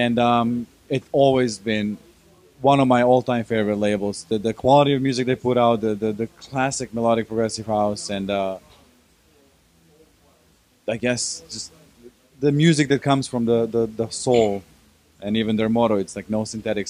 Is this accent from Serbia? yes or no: yes; Belgrade, Serbia; I come from Belgrade.